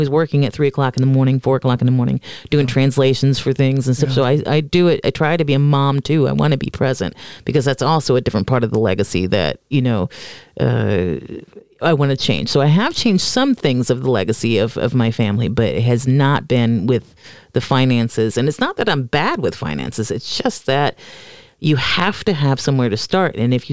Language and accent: English; Florida, United States; moved away as an adult; now in Norway; growing up in Florida